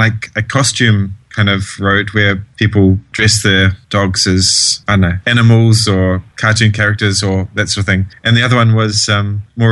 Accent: New Zealand; now in New York, United States; I'm a fashion photographer based in New York. I'm from New Zealand

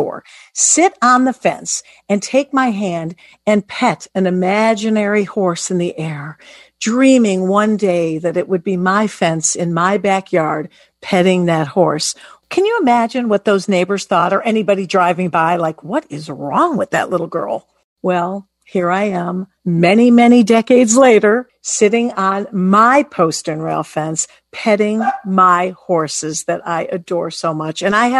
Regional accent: Detroit, Michigan, United States; I grew up in Detroit, Michigan.

